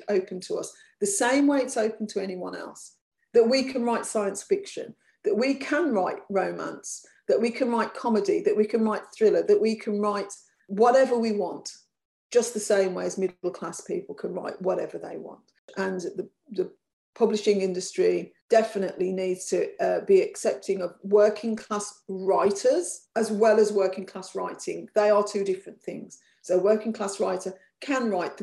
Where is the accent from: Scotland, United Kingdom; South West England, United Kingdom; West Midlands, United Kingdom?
West Midlands, United Kingdom; Birmingham; accent: Brummy; I've got a Brummy accent and I come from Birmingham and I'm working class.